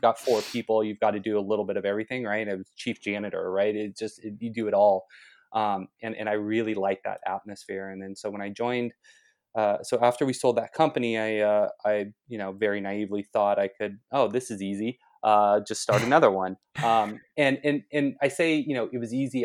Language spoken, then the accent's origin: English; Los Angeles, California, United States; moved away; I'm originally from Los Angeles, so going to SC was a natural choice for me.